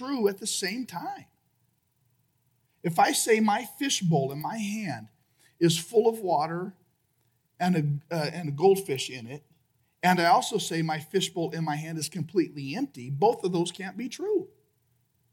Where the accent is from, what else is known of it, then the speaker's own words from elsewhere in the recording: United States; I'm American